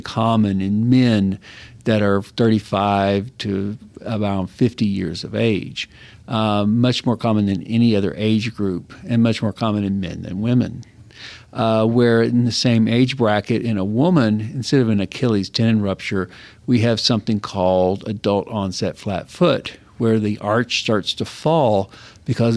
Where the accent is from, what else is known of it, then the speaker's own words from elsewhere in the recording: West Texas, United States; also born or lived in Galveston, Texas / New Mexico / Idaho; I grew up in West Texas